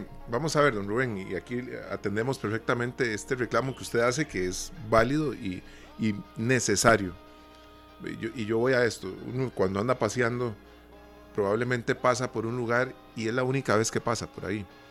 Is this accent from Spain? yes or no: no; Costa Rica; nosotros también como costarricenses salimos a pasear